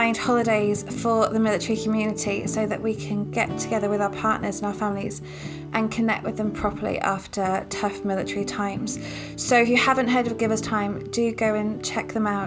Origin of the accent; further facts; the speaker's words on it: Cheltenham, South West England, United Kingdom; moved away; I grew up in lovely Cheltenham